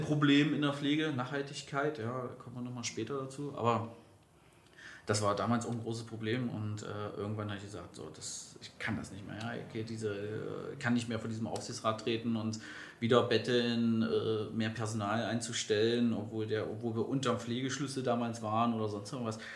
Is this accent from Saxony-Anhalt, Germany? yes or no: yes; Magdeburg, Saxony-Anhalt, Germany; moved away as an adult; now in Berlin, Germany; ich komme ja ursprünglich aus Magdeburg.